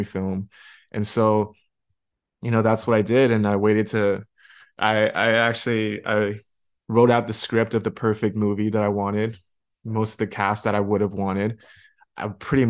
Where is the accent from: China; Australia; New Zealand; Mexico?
China; moved away; also born or lived in Canada; I grew up in China